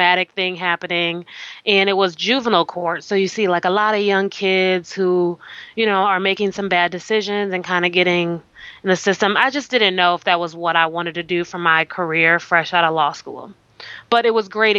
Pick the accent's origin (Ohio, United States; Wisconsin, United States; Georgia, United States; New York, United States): Wisconsin, United States; Milwaukee; also born or lived in Alabama; I'm originally from Milwaukee, Wisconsin, grew up in the Midwest